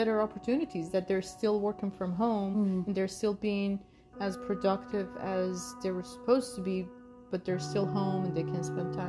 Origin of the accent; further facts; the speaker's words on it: Iran; now in United States; we grew up in Iran. We're sisters, as you knew from our trailer. But we grew up in Iran